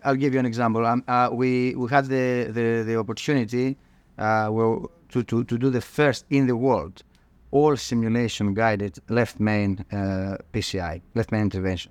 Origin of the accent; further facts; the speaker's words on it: Thessaloniki, Central Macedonia, Greece; moved away as an adult; I grew up, uh, in, uh, in northern Greece. Um, Thessaloniki is my hometown.